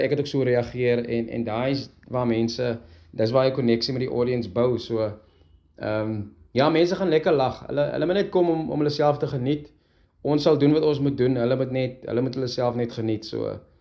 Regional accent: Heidelberg, Western Cape, South Africa; ons het saam groot geword. Ons is van Heidelberg af

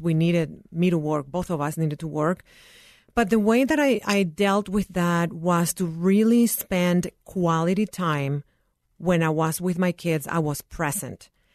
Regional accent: Nicaragua; now in United States; I am originally from Nicaragua.

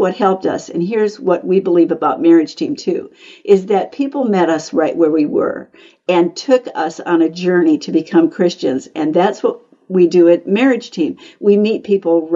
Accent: United States; I was born in America

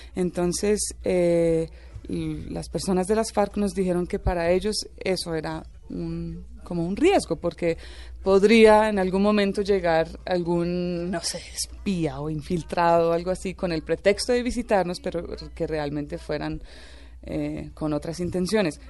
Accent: Tolima, Colombia; also born or lived in Ireland / Venezuela; Vivíamos en una finca en, en el Tolima

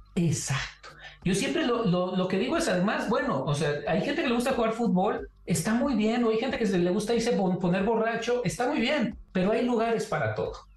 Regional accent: Mexico; es parte de nuestra identidad como mexicanos

